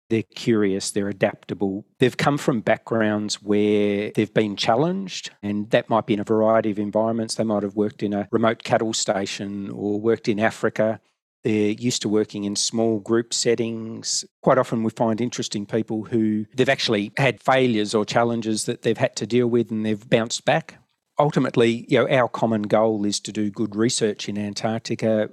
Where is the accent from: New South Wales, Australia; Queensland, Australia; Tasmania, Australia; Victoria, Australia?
Tasmania, Australia; Hobart; also born or lived in Melbourne; Growing up in Hobart, thought it would be a good attempt to move back home